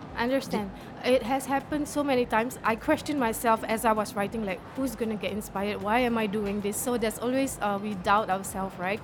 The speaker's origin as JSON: {"language": "English", "country": "Singapore", "said": "I'm from Singapore"}